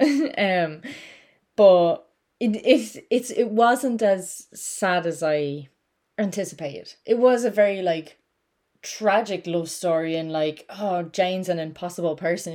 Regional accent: Ireland; I'm Irish

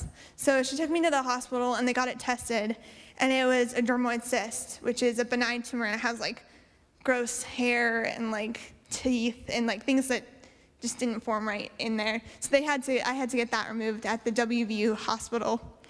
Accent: Okinawa, Japan; born there; So I was born in Okinawa, Japan, while my dad was stationed over there with the Marine Corps.

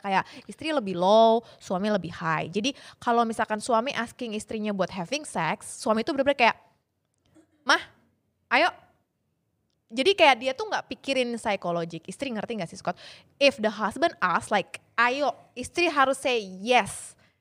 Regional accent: Indonesia; saya dari kecil di Indonesia

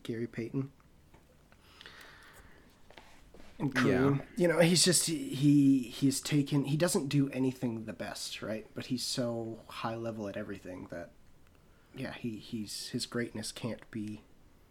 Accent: Canada; as Canadian NBA fans

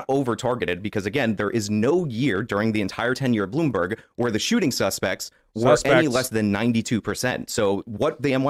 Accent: New York, United States; I'm a New Yorker, so I'm not a big gun guy.

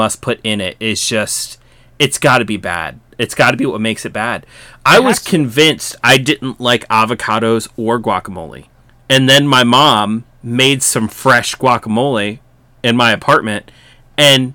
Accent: Maryland, United States; growing up in Maryland, like on Ocean City Boardwalk

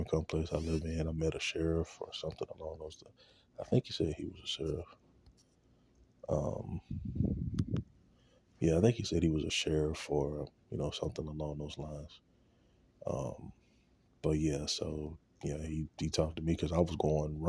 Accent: Shreveport, Louisiana, United States; going back to Shreveport, where I'm from

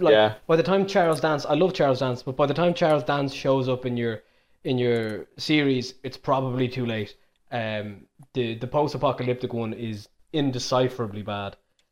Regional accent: Ireland; As an Irishman

